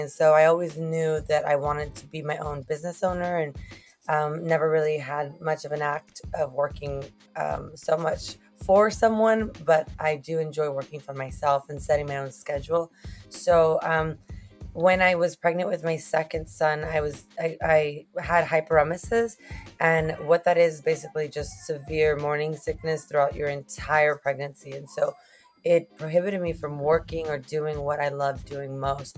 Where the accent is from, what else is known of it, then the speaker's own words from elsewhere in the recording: Moses Lake, Washington, United States; first language Spanish; English is a second language; moved away as an adult; also born or lived in McAllen, Texas / Monterrey, Mexico; now in Rio Grande Valley, United States; I'm actually originally from Moses Lake, Washington